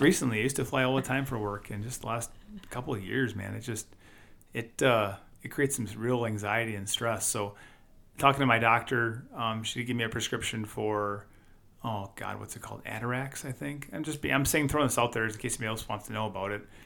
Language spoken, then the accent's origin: English; Wisconsin, United States; we're from Wisconsin